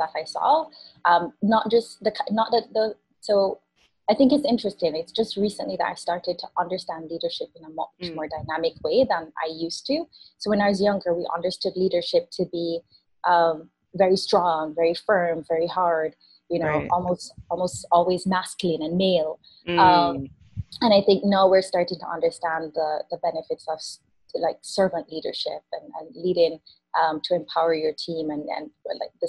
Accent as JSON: {"language": "English", "town": "Spanish Town", "region": "Saint Catherine", "country": "Jamaica", "tie": "born or raised there", "moved": "yes", "said": "I grew up in Jamaica. I grew up in Spanish Town"}